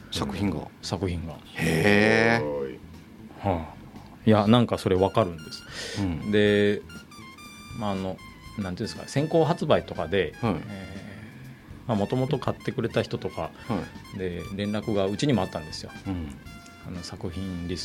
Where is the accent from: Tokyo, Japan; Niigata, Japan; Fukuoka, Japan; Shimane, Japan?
Fukuoka, Japan; Kitakyushu; 九州地元から